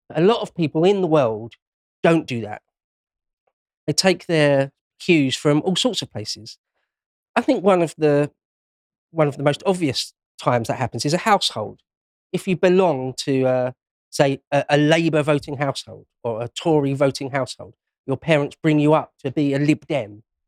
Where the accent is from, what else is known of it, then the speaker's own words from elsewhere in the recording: London, United Kingdom; I was born and raised in London, well, Greater London.